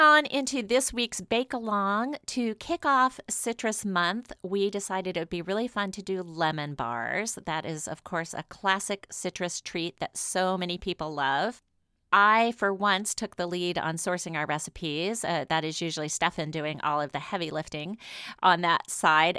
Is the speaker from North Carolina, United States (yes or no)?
no; New Orleans, Louisiana, United States; my hometown, New Orleans